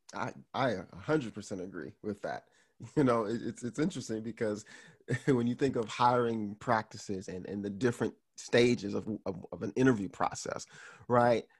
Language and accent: English; Miami, Florida, United States; Haitian American guy who was born and raised in Miami, Florida.